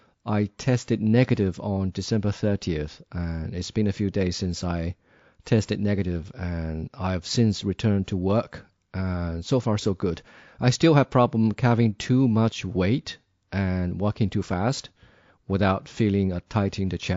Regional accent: Sichuan, China; I think most people I know in Jiangxi, both in Nanchang and in my hometown, Sichuan, they have almost all been through the process.

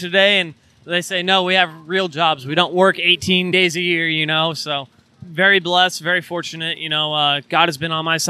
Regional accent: California, United States; moved away; we're originally from California

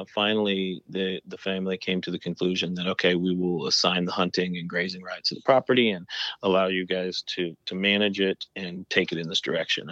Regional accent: Colorado, United States; now in Texas, United States; I grew up in Colorado

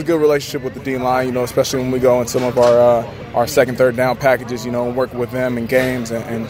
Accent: West Coast, United States; moved away as an adult; now in Houston, United States; born and raised on the West Coast and then went to school out there too.

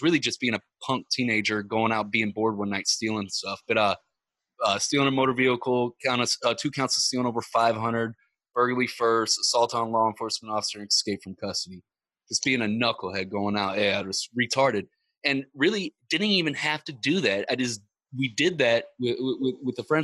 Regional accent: Ferguson, Missouri, United States; I grew up in Ferguson, Missouri

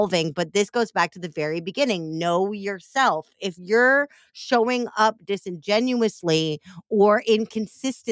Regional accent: Missouri, United States; I'm from the fake South, AKA Missouri

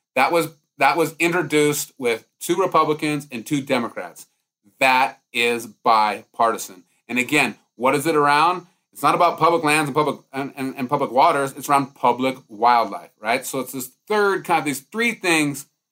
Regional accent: Montana, United States; I'm growing up in Montana

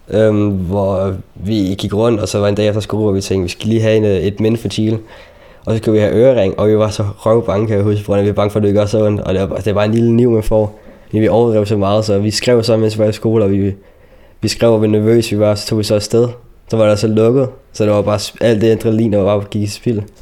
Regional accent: Palestine; now in Denmark; fordi jeg var selv palæstinenser, så det var en klub, hvor der kun var palæstinenser, der gik på det.

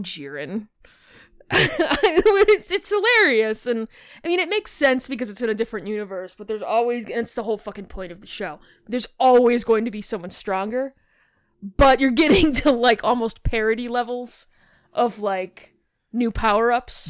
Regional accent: Chicago, Illinois, United States; I'm from Chicago. I hit my A's hard

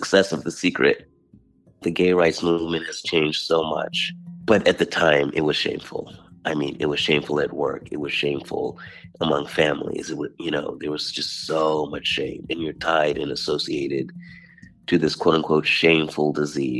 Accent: United States; as an American

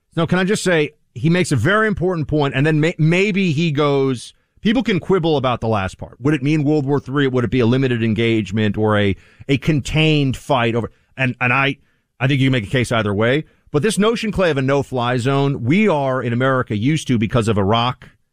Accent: New York City, New York, United States; as a New Yorker

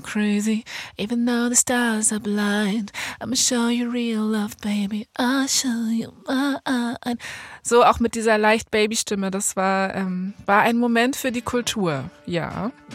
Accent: Berlin, Germany; ich bin in Berlin-Kreuzberg aufgewachsen

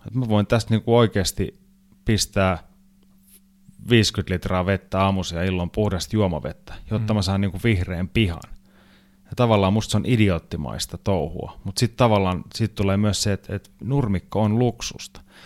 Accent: Finland; Mä lensin takas Suomeen

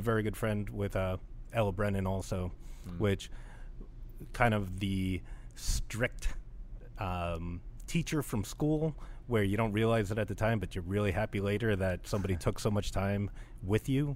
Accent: Jersey City, New Jersey, United States; moved away as an adult; now in New Orleans, United States; I'm from Jersey City

